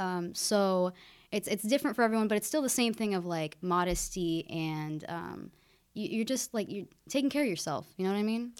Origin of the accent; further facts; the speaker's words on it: Keizer, Oregon, United States; I grew up in Kaiser, just an hour north of, of Corvallis